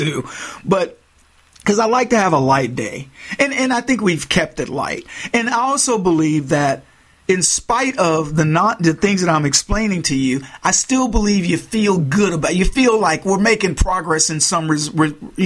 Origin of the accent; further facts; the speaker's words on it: Texas, United States; moved away; as a Texan